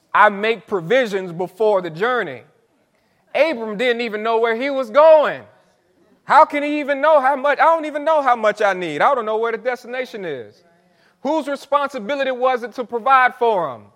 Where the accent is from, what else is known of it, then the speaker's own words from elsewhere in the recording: St. Petersburg, Florida, United States; I'm from Saint Pete. Um, grew up not, right, not too far from here